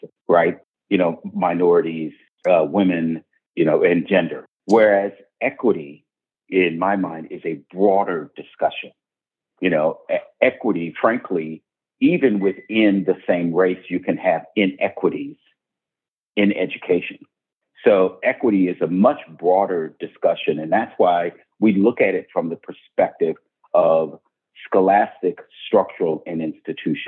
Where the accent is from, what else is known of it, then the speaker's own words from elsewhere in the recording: Hamilton, Ohio, United States; my hometown of Hamilton, Ohio